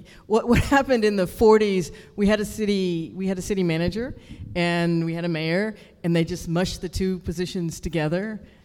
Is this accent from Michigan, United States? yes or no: no; Houston, Texas, United States; born or raised there